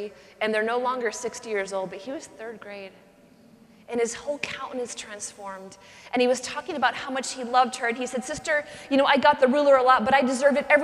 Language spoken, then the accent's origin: English; Pacific Northwest, United States; I grew up in the Pacific Northwest